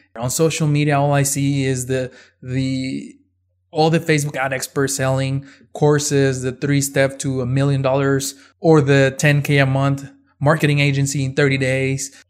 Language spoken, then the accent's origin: English; Ciudad Juarez, Chihuahua, Mexico; moved away as an adult; now in El Paso, United States; I was born and raised in Mexico, in Ciudad Juarez, right across from El Paso, Texas